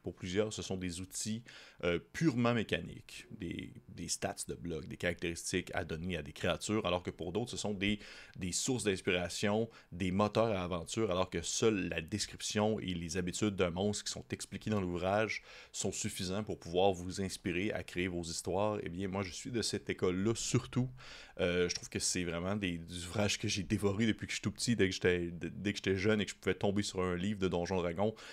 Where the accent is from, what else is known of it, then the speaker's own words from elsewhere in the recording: Quebec, Canada; en tant que Québécois nord-américain